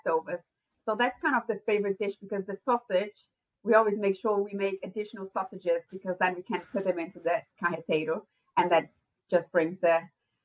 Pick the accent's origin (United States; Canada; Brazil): Brazil; South Region; English is a second language; moved away as an adult; now in United Kingdom; I'm from South Brazil